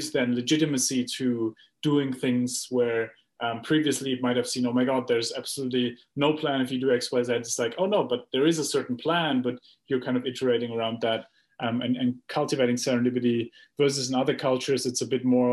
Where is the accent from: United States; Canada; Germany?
Germany; I come from Germany, where, you know, we grow up with a planning mindset